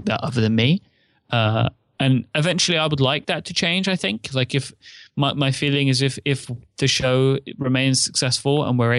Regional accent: United Kingdom; I'm British.

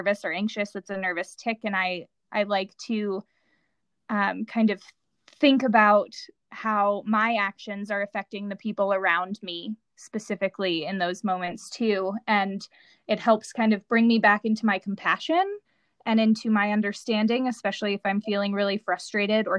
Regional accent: United States; in our youth growing up in this country

